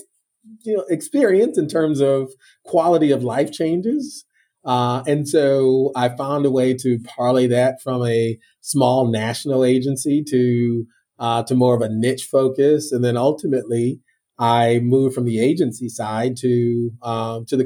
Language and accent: English; Northern Illinois, United States; moved away as an adult; also born or lived in Mobile, Alabama / New Brunswick, New Jersey; now in South Florida, United States; I was born and raised in Northern Illinois and currently reside here in South Florida